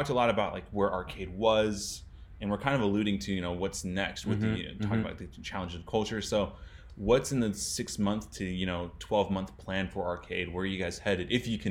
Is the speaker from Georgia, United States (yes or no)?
no; Corona, California, United States; I grew up in Corona.